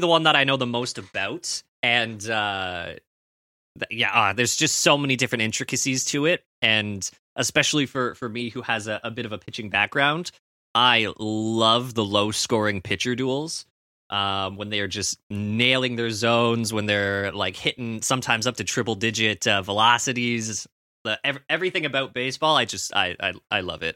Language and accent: English; Canada; as a Canadian